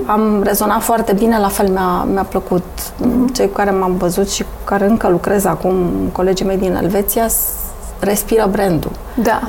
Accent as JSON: {"language": "Romanian", "country": "Romania", "said": "suntem români"}